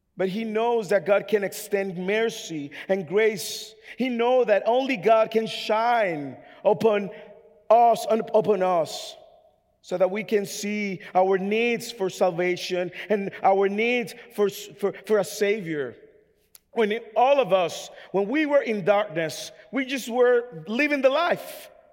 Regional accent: Dominican Republic; English is a second language; now in United States; I'm from the Dominican Republic

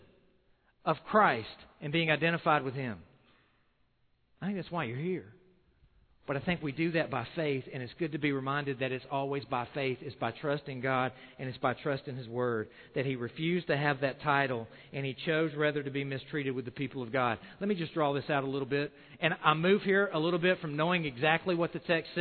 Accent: South Carolina, United States; I'm from South Carolina

